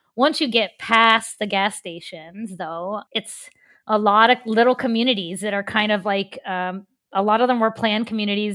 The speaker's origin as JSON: {"language": "English", "town": "Cross Lanes", "region": "West Virginia", "country": "United States", "tie": "born or raised there", "also_born_or_lived": "Pittsburgh", "moved": "as an adult", "said": "growing up in Cross Lanes"}